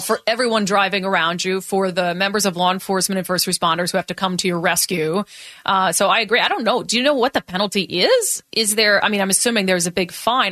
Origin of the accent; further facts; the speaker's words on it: Minnesota, United States; now in Washington, United States; I grew up in Minnesota